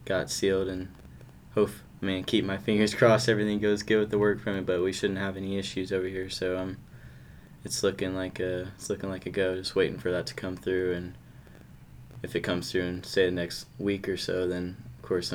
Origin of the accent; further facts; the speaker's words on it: El Salvador; I'm not Mexican. I'm El Salvadorian.